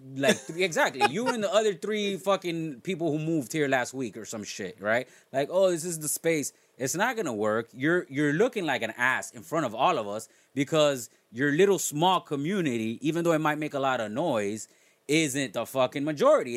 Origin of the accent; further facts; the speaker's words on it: South Florida, United States; growing up in South Florida